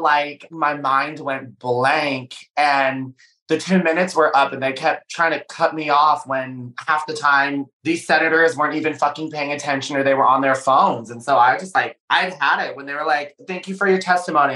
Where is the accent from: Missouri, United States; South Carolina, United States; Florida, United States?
Missouri, United States; St. Louis; moved away; I started my career and I grew up in St. Louis, Missouri.